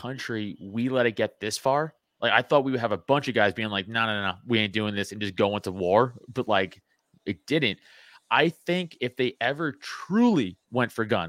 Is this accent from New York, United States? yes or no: yes; New York City, New York, United States; I'm from Staten Island, New York